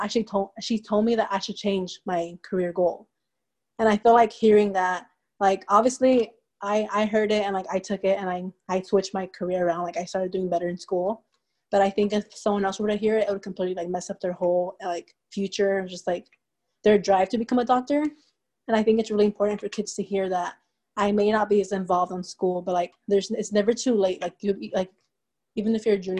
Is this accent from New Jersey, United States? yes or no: no; Inland Empire, California, United States; first language Spanish; English is a second language; moved away as an adult; now in Davis, United States; I'm from Inland Empire.